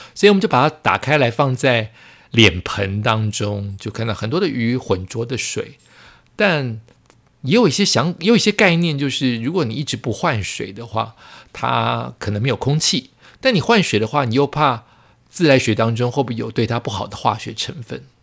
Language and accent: Chinese; Yonghe, New Taipei, Taiwan; 我永和的家